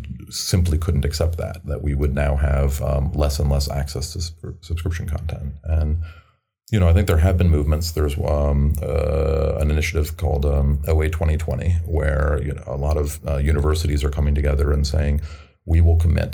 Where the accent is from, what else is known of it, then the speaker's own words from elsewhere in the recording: United States; I'm American